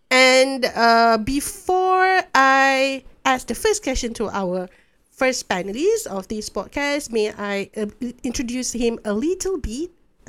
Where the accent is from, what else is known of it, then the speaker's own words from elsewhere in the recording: Taiping, Perak, Malaysia; So I'm from Taiping, right?